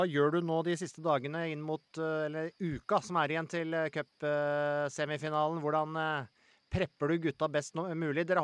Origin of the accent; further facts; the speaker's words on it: Hadeland, Innlandet, Norway; now in Oslo, Norway; Jeg husker da jeg flytta eh, til Oslo fra Hadeland for sånn drøyt 20 år sia.